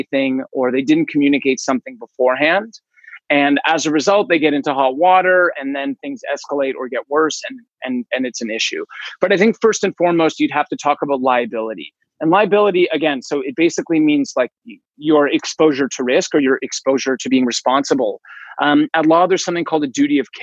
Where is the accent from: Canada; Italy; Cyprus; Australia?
Canada; Toronto, Ontario; I was born in Toronto, Ontario